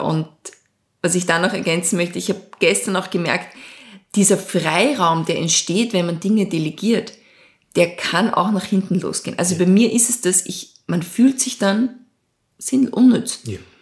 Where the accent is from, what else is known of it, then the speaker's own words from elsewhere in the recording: Lower Austria, Austria; also born or lived in Switzerland; ich bin äh, in Niederösterreich aufgewachsen